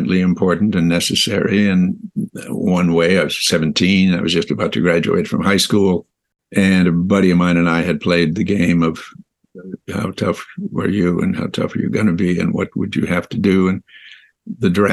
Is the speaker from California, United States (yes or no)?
yes; West Hollywood, California, United States; also born or lived in Minnesota; I was born in Minnesota, but my folks moved here to Los Angeles when I was quite young, two, actually. And I was raised here in West Hollywood, California